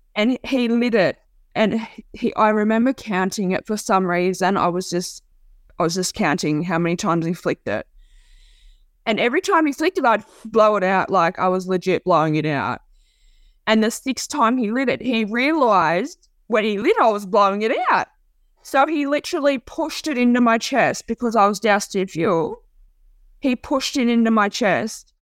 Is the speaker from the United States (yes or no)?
no; Port Macquarie, New South Wales, Australia; I grew up in Port Macquarie. It's like a hometown to me